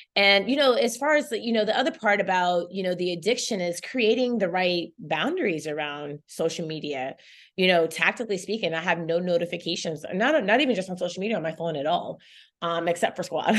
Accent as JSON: {"language": "English", "town": "Chapel Hill", "region": "North Carolina", "country": "United States", "tie": "born or raised there", "also_born_or_lived": "Saint Kitts and Nevis", "moved": "yes", "lives_now": "New York, United States", "said": "I grew up in Chapel Hill, North Carolina"}